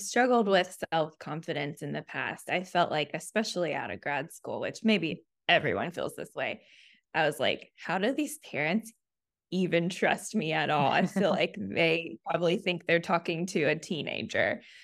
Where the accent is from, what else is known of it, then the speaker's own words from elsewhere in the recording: Chattanooga, Tennessee, United States; moved away as an adult; also born or lived in Auburn, Alabama / Memphis, Tennessee; now in Nashville, United States; I grew up in Chattanooga, Tennessee